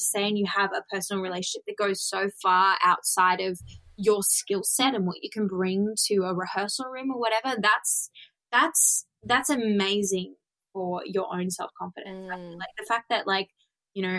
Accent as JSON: {"language": "English", "area": "Blue Mountains", "region": "New South Wales", "country": "Australia", "tie": "born or raised there", "lives_now": "Sydney, Australia", "said": "I grew up in the Blue Mountains"}